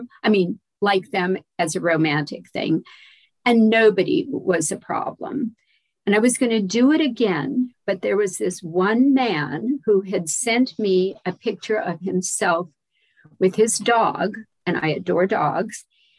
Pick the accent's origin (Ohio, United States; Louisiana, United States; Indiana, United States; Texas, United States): Louisiana, United States; remember, I'm from Louisiana, and I was the daughter of a military officer.